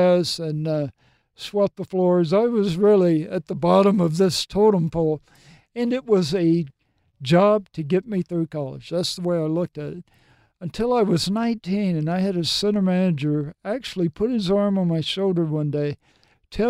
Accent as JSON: {"language": "English", "region": "Mississippi", "country": "United States", "tie": "born or raised there", "also_born_or_lived": "Tennessee / New Jersey", "moved": "as an adult", "said": "grew up in Mississippi, then I was transferred to Tennessee"}